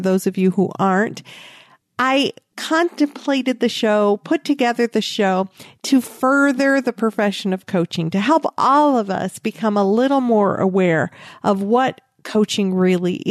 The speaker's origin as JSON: {"language": "English", "region": "Michigan", "country": "United States", "tie": "born or raised there", "moved": "yes", "lives_now": "Texas, United States", "said": "growing up in Michigan"}